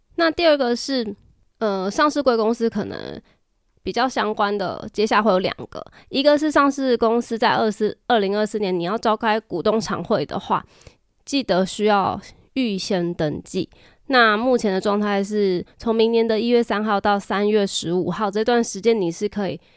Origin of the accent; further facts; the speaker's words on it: Taiwan; 我们台湾这边